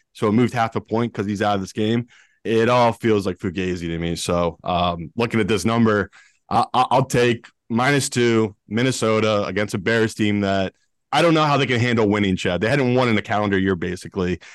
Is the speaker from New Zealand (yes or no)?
no; United Kingdom; I am British, but not the rich British